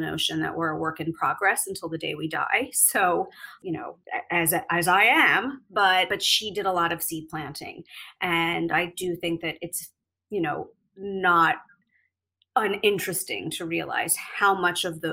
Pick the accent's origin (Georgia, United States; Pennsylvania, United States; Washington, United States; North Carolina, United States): Pennsylvania, United States; Philadelphia; moved away as an adult; also born or lived in New York; I'm from Philadelphia originally. I was born in Mount Airy, a small area of Philadelphia. And then I moved to the suburbs for school. And I spent my entire time in the Philadelphia suburbs until I went off to college and then to New York.